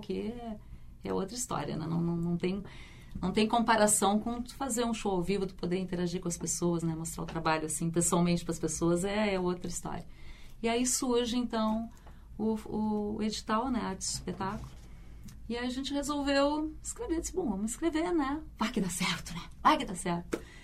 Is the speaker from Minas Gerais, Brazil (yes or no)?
no; Pelotas, Rio Grande do Sul, Brazil; now in Porto Alegre, Brazil; nós somos de Pelotas, né? Moramos aqui em Porto Alegre, mas somos de Pelotas